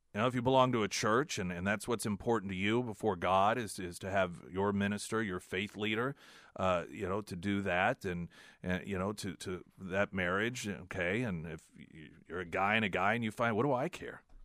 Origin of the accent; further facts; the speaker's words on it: United States; as an American